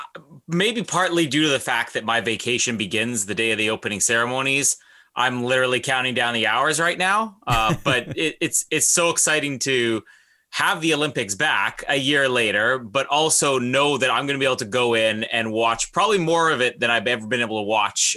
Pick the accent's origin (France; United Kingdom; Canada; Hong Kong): Canada